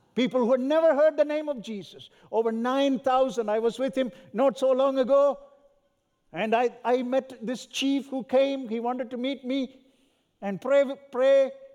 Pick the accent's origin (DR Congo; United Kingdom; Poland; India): India; South India; also born or lived in Southern California; now in North India, India; where I was born and raised in Southern India.